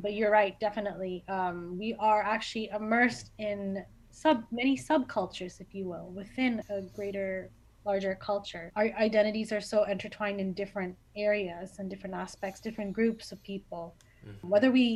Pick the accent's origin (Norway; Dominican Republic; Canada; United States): Canada; I was born and raised here